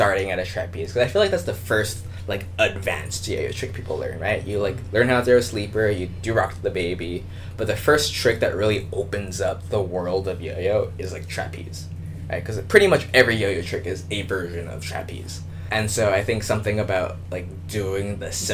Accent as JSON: {"language": "English", "town": "Los Angeles", "region": "California", "country": "United States", "tie": "born or raised there", "also_born_or_lived": "San Diego / Seattle", "moved": "as an adult", "said": "I grew up in Los Angeles"}